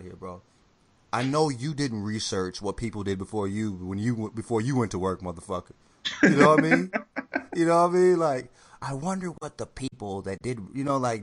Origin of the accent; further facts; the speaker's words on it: the South, United States; also born or lived in St. Louis, Missouri; I grew up in the South and all that shit. I was born in the Midwest